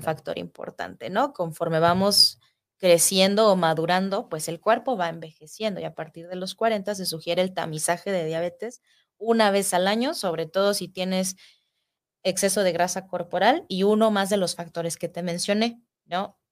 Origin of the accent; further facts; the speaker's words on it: Mexico; somos mexicanos, nuestra raza tiene predisposición a desarrollar esta enfermedad